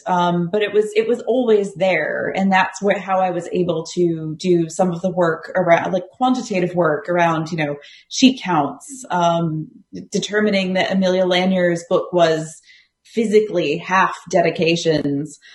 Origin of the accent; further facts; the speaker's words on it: United States; accent: American; moved away as an adult; also born or lived in Arizona / Columbus, Ohio / Galway, Ireland; now in Australia; the accent probably betrays, I, I am American